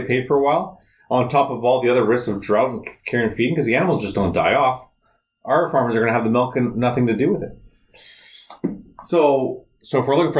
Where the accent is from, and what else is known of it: Canada